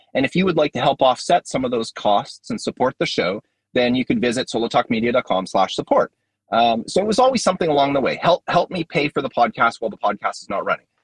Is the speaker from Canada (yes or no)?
yes; Canada; I'm Canadian